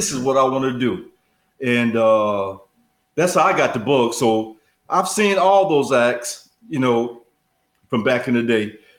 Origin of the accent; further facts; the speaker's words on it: Detroit, Michigan, United States; Detroit. I'm from Detroit.